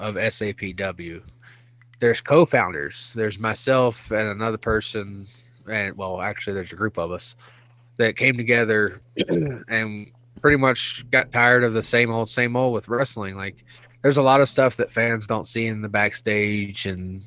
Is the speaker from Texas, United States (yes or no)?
no; Pulaski, Virginia, United States; now in Spokane, United States; I grew up in Pulaski, Virginia